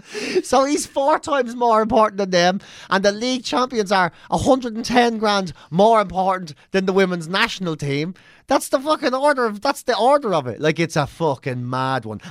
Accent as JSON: {"language": "English", "country": "Ireland", "said": "we're Irish too"}